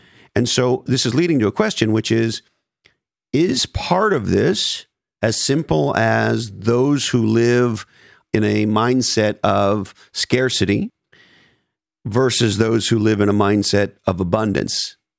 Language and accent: English; California, United States; we may be biased because, you know, we grew up in Silicon Valley.